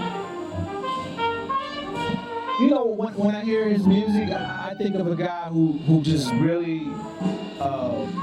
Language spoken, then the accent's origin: English; Detroit, Michigan, United States; I grew up in Detroit, and I would look out my window and see the remnants of the 1967 riots